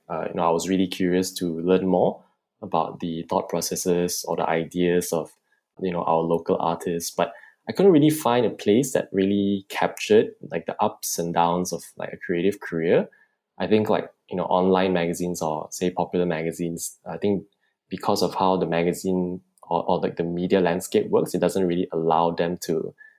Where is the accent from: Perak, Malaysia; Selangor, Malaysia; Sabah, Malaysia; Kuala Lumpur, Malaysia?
Selangor, Malaysia; Subang Jaya; I'm 26 years old and I'm from Subang Jaya.